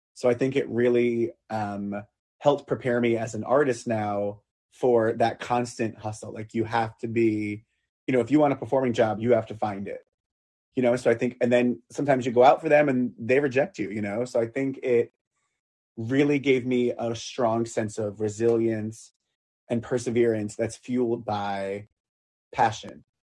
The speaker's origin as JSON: {"language": "English", "area": "Long Island", "region": "New York", "country": "United States", "tie": "born or raised there", "said": "I grew up on Long Island, so I grew up kind of on the water"}